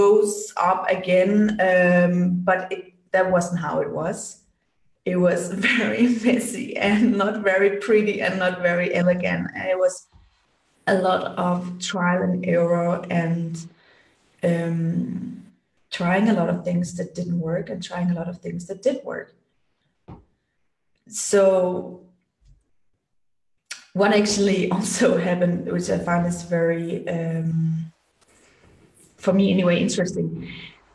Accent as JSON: {"language": "English", "country": "Denmark", "tie": "born or raised there", "moved": "as an adult", "lives_now": "Germany", "said": "I'm born and raised in Denmark, like cold Scandinavia."}